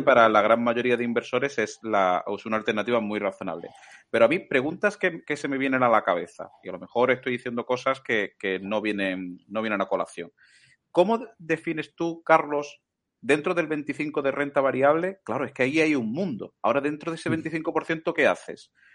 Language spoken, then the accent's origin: Spanish; Málaga, Andalusia, Spain; yo que soy malagueño